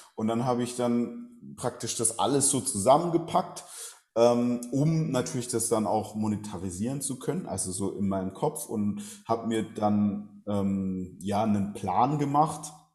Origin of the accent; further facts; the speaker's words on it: Southern Germany, Germany; Ich bin in Süddeutschland aufgewachsen, ländliche Gegend